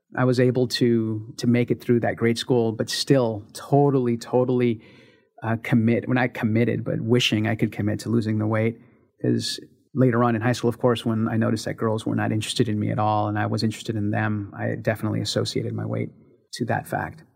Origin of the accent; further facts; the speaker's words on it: San Francisco, California, United States; I was born in San Francisco, California in nineteen seventy-five. Started my life in the Mission District